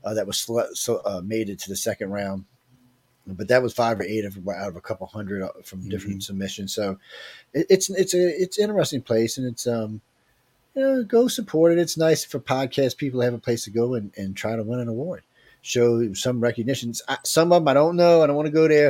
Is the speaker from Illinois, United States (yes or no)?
no; New Orleans, Louisiana, United States; I'm from New Orleans on the Gulf Coast